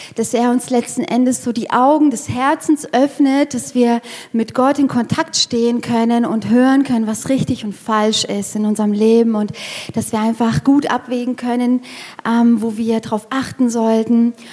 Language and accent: German; near Frankfurt, Hesse, Germany; moved away as an adult; also born or lived in Erlangen / Fürth; now in Nuremberg, Germany; Ich komme eigentlich aus Hessen, aus der Nähe von Frankfurt